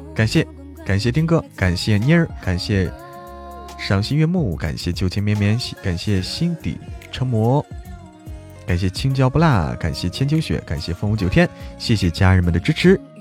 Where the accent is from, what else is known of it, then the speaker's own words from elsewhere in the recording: Zhangjiakou, Hebei, China; now in Chengdu, China; 大家不要说我在成都， 不要说我是河北张家口的